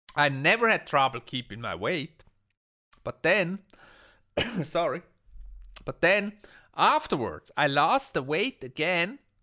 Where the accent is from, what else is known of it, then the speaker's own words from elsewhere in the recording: Switzerland; I'm from Switzerland